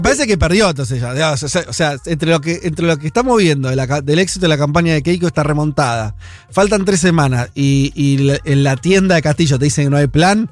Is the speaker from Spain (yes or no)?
no; Peru